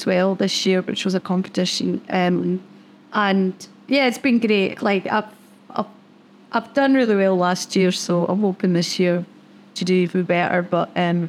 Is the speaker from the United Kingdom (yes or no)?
yes; Scotland, United Kingdom; now in Australia; I like swearing, I'm Scottish, and being Scottish, it's in your DNA to swear, and to swear well.